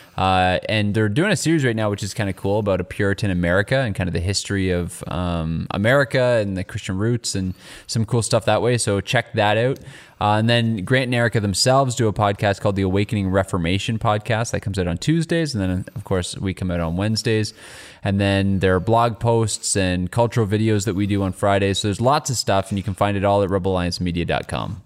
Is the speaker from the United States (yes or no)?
no; Canada; as a Canadian